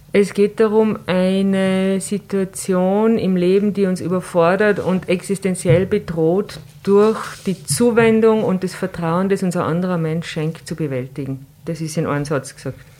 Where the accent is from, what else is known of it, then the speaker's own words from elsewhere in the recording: Tyrol, Austria; bei uns in Tirol